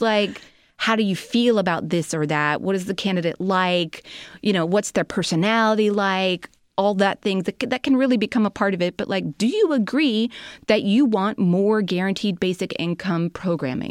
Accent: Chicago, Illinois, United States; I'm a Chicagoan.

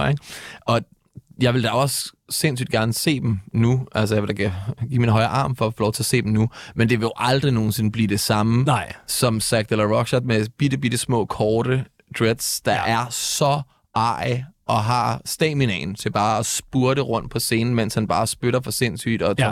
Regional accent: Næstved, Zealand, Denmark; now in Copenhagen, Denmark; jeg kommer oprindeligt fra Næstved

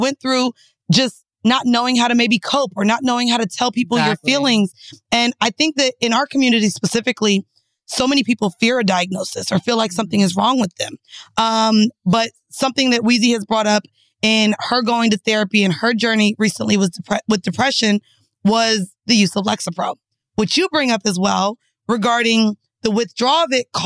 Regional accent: the South, United States; growing up in the South where there's no form of public transportation

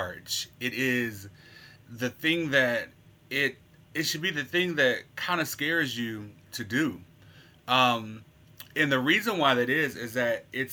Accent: Little Rock, Arkansas, United States; moved away as an adult; now in Memphis, United States; I'm originally from Little Rock, Arkansas, but I've been a Memphian for 10 years now

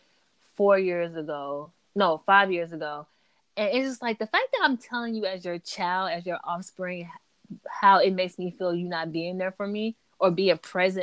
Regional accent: the South, United States; I'm from the South

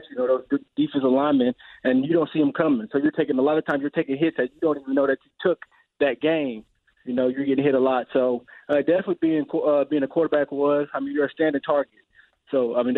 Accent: Indianapolis, Indiana, United States; I'm from Indianapolis

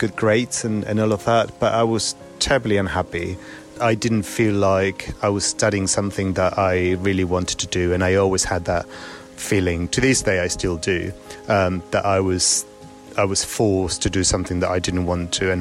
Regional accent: Buenos Aires, Argentina; now in Germany; I basically grew up in Argentina

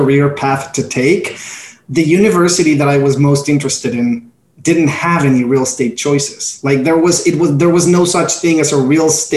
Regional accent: Mexico; moved away as an adult; now in New York, United States; Born and raised in Mexico, proud Mexican here.

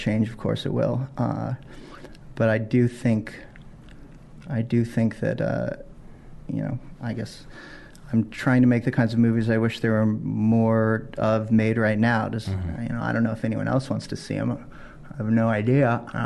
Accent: Virginia, United States; moved away as an adult; also born or lived in New York; I grew up in Virginia

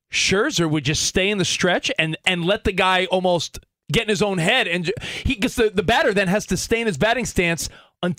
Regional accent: East Coast, United States; we're both from the East Coast.

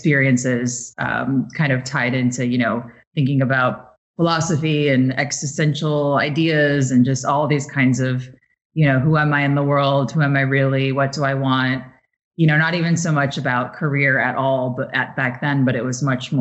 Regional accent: Midwest, United States; moved away as an adult; also born or lived in Chicago; now in New York, United States; I'm from the Midwest, so it's Tara where I'm from

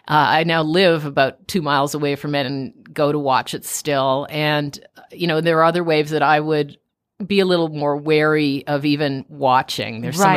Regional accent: Toronto, Ontario, Canada; also born or lived in Tucson, Arizona; I'm from Toronto. I'm from Canada and went to university at University of Arizona in Tucson

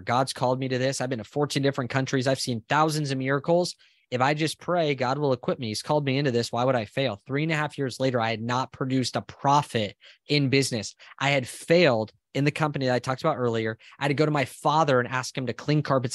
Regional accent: Southern California, United States; moved away as an adult; now in Austin, United States; I'm originally from Southern California. I'm now in Austin, Texas with my family

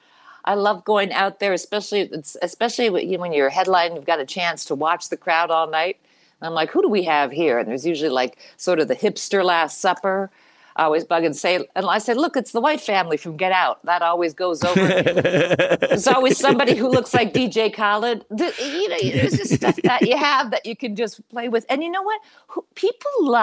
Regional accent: Canada; now in United States; I am a Canadian citizen

